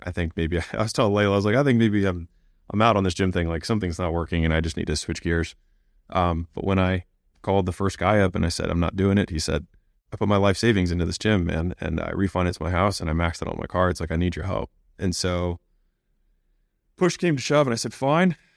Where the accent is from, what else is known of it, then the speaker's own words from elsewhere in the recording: United States; I was born in America